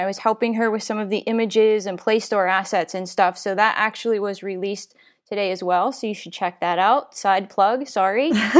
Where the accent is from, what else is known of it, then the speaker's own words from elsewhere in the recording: Pennsylvania, United States; And I was like, I'm from Western Pennsylvania.